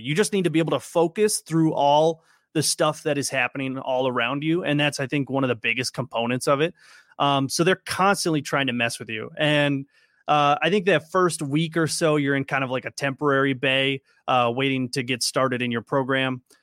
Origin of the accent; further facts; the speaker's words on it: Minnesota, United States; I'm from Minnesota